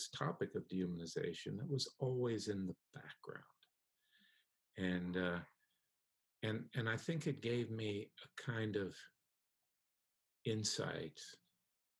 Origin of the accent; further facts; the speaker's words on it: West Florida, United States; also born or lived in New York City, United States; I was born in New York City, and my parents moved down to Florida with me when I was 3 or 4 years old. So I really grew up there